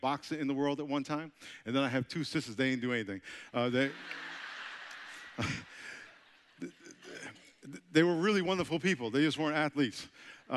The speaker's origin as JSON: {"language": "English", "region": "New York", "country": "United States", "moved": "as an adult", "lives_now": "San Diego, United States", "said": "I'm from New York, so this is like my second time in South Carolina, and I'm getting accustomed to your accent, because I know I have an accent, right? I'm from New York. I live in San Diego now"}